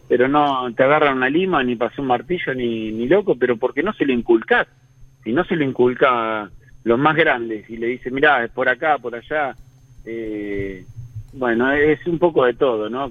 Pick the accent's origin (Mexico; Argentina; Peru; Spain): Argentina; Hurlingham, Buenos Aires Province; yo soy de Burlingame